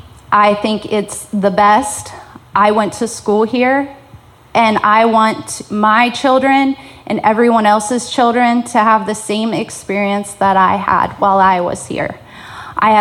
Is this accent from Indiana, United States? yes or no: yes; Franklin County, Indiana, United States; I am from Franklin County, born and raised here. My grandparents are from Franklin County, and … I decided that we were also going to raise our three children here.